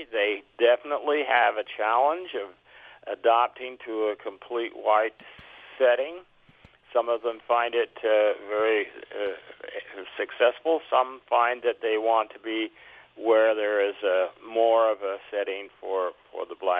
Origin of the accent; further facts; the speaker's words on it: Salt Lake City, Utah, United States; moved away as an adult; also born or lived in Logan, Utah; now in St. George, United States; I'm not from Southern Utah. I came here from, I grew up in Salt Lake, was at Utah State a long time, came down here. I'm a newcomer